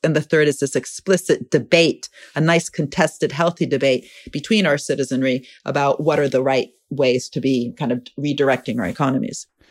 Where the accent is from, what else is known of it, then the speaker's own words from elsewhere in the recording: Italy; I'm from Italy